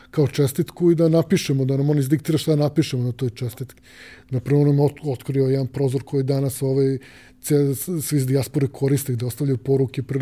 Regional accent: Belgrade, Serbia; kod nas u Beograd

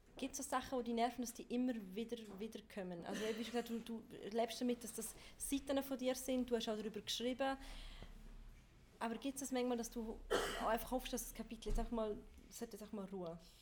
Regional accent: Chur, Graubünden, Switzerland; ich bin ja selber quasi in Chur aufgewachsen

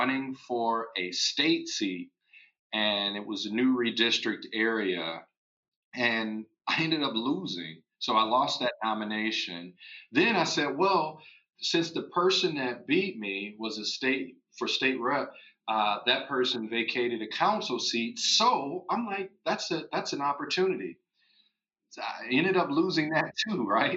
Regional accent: Waterloo, Iowa, United States; I was born and raised in Waterloo, Iowa.

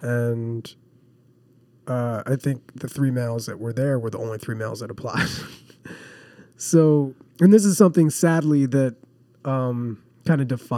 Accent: New Jersey, United States; I grew up in New Jersey.

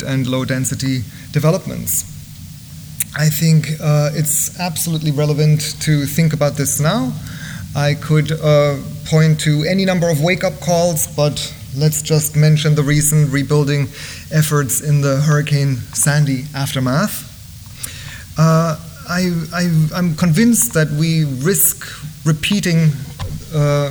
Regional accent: Bavaria, Germany; moved away; growing up in Germany

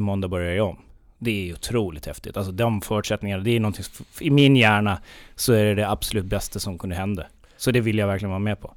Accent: near Visby, Gotland, Sweden; uppväxt i ett väldigt, väldigt litet eh, samhälle. En mil norr om Visby

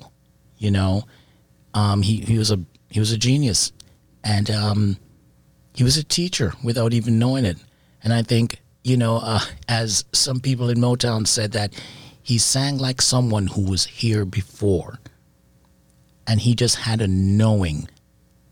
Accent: Jamaica; also born or lived in England; I was born in England. So when I moved to Jamaica at 5 with my parents, I grew up around Rocksteady

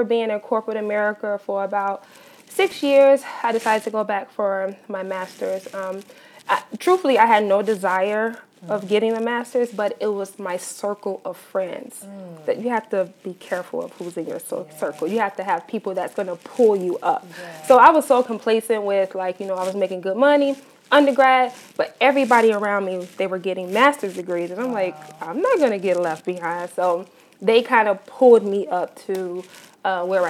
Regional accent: Chicago, Illinois, United States; I am from Chicago, Illinois. Born and raised on the south side of Chicago

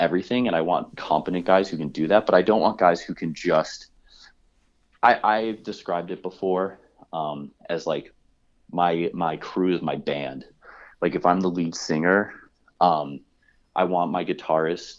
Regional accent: Chicago, Illinois, United States; moved away; I'm from Chicago

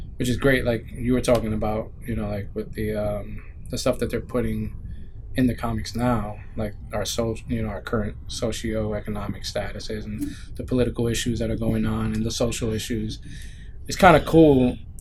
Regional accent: New York City, New York, United States; I grew up in the Bronx

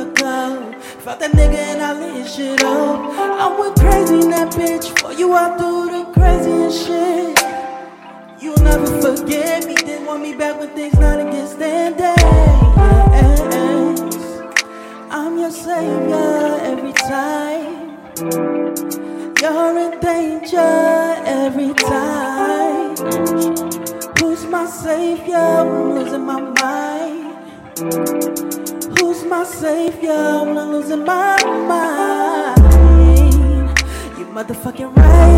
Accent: New York, United States; I'm from New York

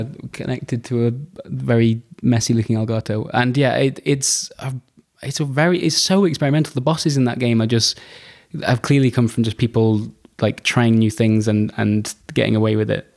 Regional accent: United Kingdom; I'm, I'm quite British

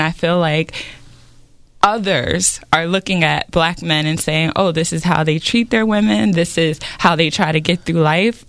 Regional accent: United States; I said I was from America

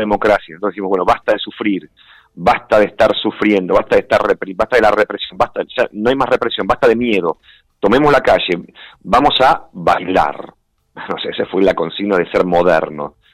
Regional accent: Buenos Aires, Argentina; born or raised there; moved away as an adult

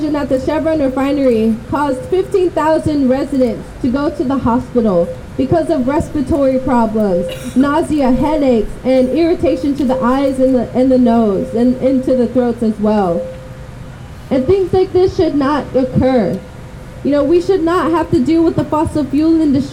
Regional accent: Richmond, California, United States; all my life I've grown up in Richmond

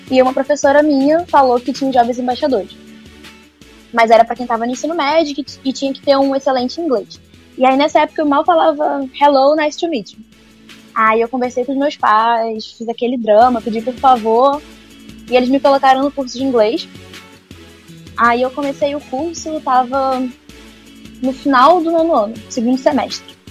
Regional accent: Manaus, Amazonas, Brazil; also born or lived in Rio de Janeiro, Brazil; É, eu nasci no Rio de Janeiro e com dois anos, meu pai foi, quando eu tinha dois anos, meu pai foi transferido para Manaus ele é da Marinha.

